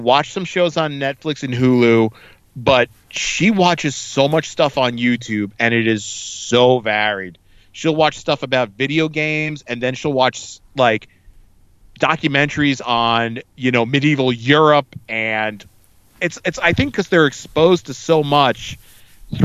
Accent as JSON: {"language": "English", "town": "East Brunswick", "region": "New Jersey", "country": "United States", "tie": "born or raised there", "said": "I grew up in East Brunswick"}